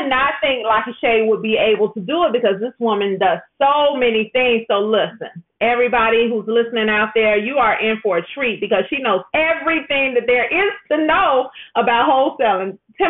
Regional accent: Chicago, Illinois, United States; also born or lived in Englewood, Chicago / Venezuela / Gary, Indiana; We bought a house in Gary. I'm from Chicago, and my husband's from Homewood.

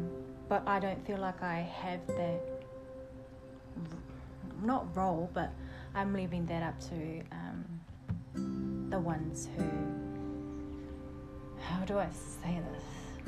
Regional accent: Mahia, Hawke's Bay, New Zealand; Because we're so from Mahia.

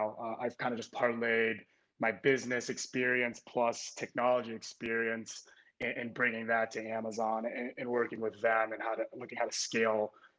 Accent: Minneapolis, Minnesota, United States; now in Chicago, United States; I'm originally from Minneapolis, Minnesota, but now I reside in Chicago.

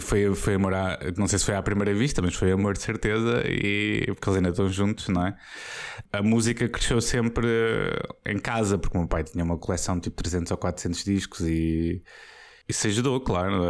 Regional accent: Póvoa de Santa Iria, Lisbon, Portugal; Eu cresci na Póvoa de Santiria

